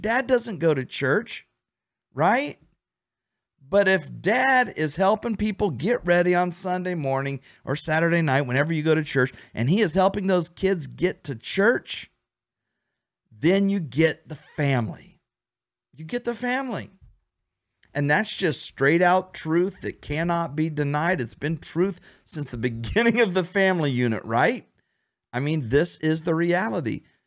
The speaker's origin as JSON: {"language": "English", "region": "Ohio", "country": "United States", "moved": "yes", "lives_now": "Florida, United States", "said": "right now I'm in Florida. We don't have snow, but I'm from Ohio where we have snow"}